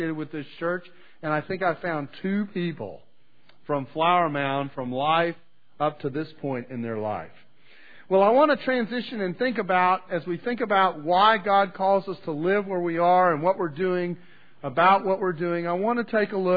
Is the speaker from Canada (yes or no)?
yes; Canada; now in United States; I was born in Canada